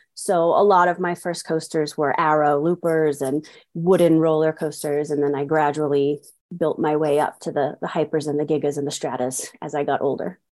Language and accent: English; New York City, New York, United States; moved away as an adult; now in Farmington, United States; I was actually born and raised in New York City, in the Bronx to be specific